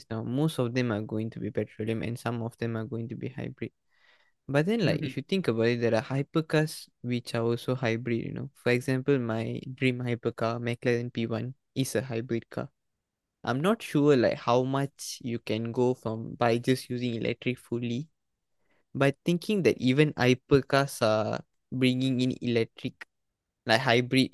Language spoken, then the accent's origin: English; Malaysia; in our country